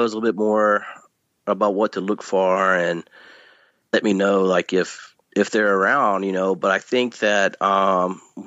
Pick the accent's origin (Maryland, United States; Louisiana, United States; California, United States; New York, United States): Louisiana, United States; Northeast; now in East Texas, United States; I grew up in Northeast Louisiana in a rural area